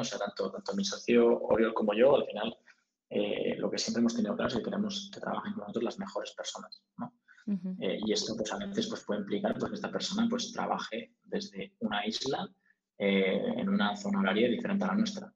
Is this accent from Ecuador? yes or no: no; Spain; moved away as an adult; also born or lived in United States / United Kingdom; nosotros somos españoles